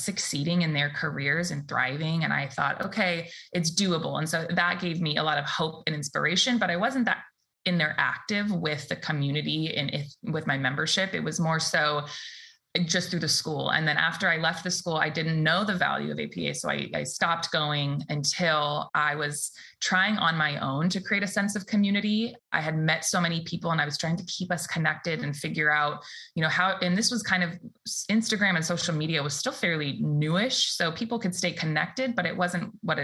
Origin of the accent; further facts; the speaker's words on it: the Bay Area, California, United States; I born and raised here in the Bay